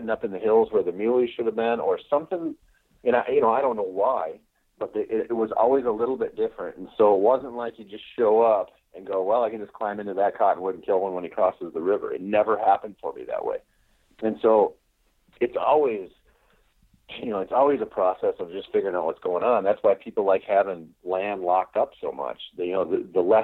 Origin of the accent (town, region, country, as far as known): Minnesota, United States